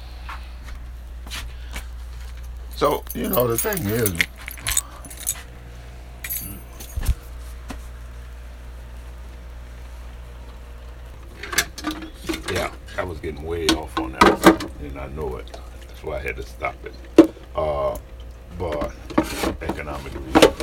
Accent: New Orleans, Louisiana, United States; moved away; I grew up in New Orleans and I didn't know nothing but New Orleans

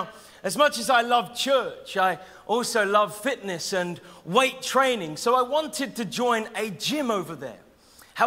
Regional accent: Norwich, East of England, United Kingdom; I'm from Norwich

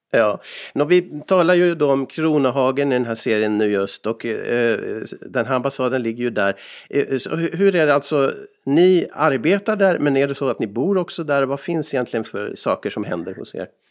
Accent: Sweden; now in Finland; jag som annan svensk här i landet

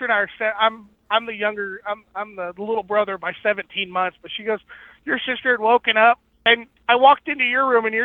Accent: Mojave Desert, Southern California, United States; I grew up in the desert, in the Mojave Desert of Southern California

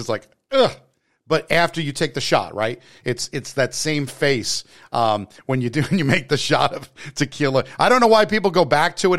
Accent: New Jersey, United States; I'm from Jersey

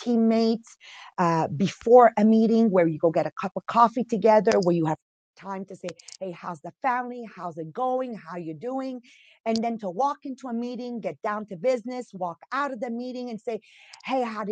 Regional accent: Montreal, Quebec, Canada; accent: Italian accent with French, East End Montreal; also born or lived in Italy; I'm from Montreal, Quebec. So you've got an Italian accent in there with a French, and then of course East End Montreal

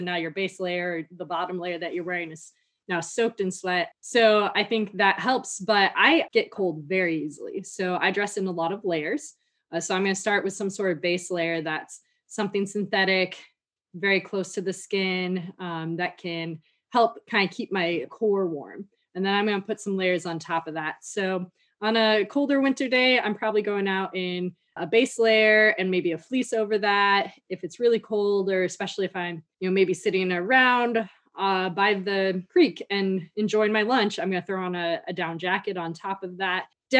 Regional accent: Midwest, United States; Growing up in the Midwest, never wore a hat unless I was like going sledding for hours.

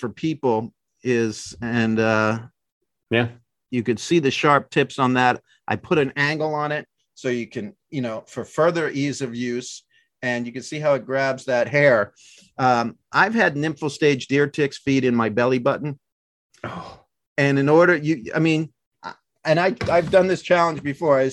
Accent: Maryland, United States; moved away; also born or lived in outside of Boston, Massachusetts; I grew up in Maryland

